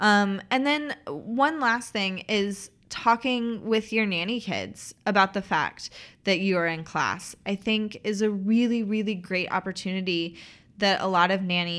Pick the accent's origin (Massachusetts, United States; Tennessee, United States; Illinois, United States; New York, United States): Tennessee, United States; East; I'm also from East Tennessee, which is where she's from.